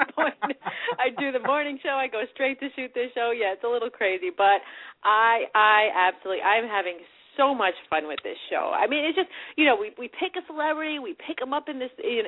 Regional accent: New York, United States; I'm from New York. My parents grew up here.

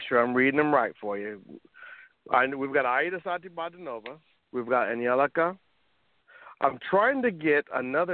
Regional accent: Oakland, California, United States; moved away as an adult; now in Los Angeles, United States; I'm a Bay Area guy, Oakland, kind of a little different being Cuban

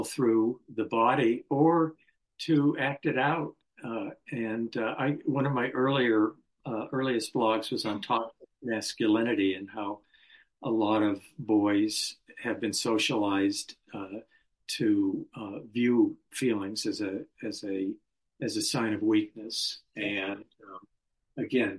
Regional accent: Colorado, United States; I'm a native of Colorado, went to up to high school, born and raised in the Rockies

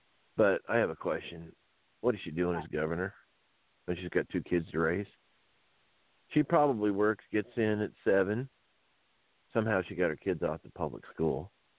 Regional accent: Iowa, United States; I was born and raised in Iowa.

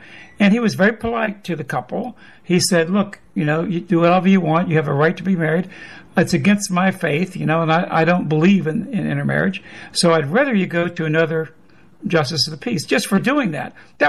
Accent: South Louisiana, United States; I'm from South Louisiana, and one of the parts of my old district was Hammond, Louisiana.

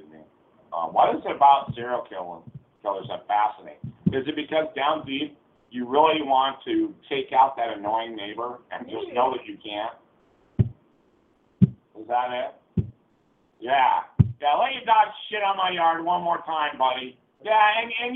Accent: Las Vegas, Nevada, United States; moved away; growing up in Las Vegas

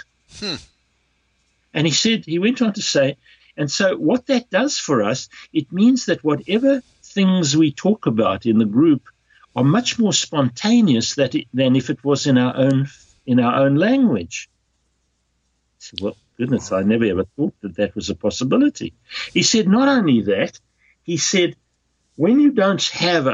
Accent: South Africa; moved away as an adult; also born or lived in Netherlands; being a South African and English speaking

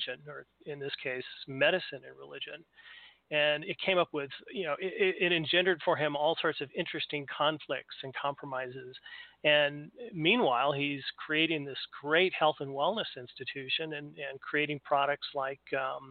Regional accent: California, United States; now in Kalamazoo, United States; I grew up in California

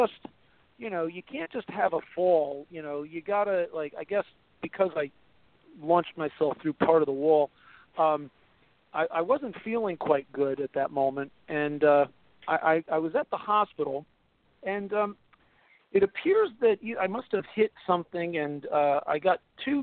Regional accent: New York, United States; we're from New York

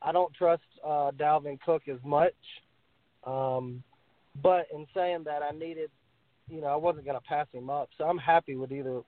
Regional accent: Lexington, South Carolina, United States; accent: Southern; I'm from Lexington, South Carolina.

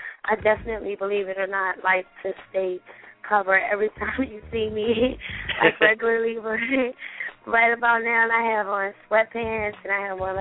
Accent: Chester, Pennsylvania, United States; I actually grew up in Chester, Pennsylvania

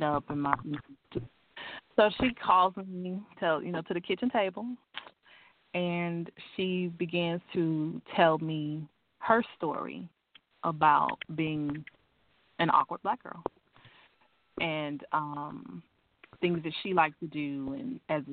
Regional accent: Crockett, Texas, United States; I'm from Crockett, Texas.

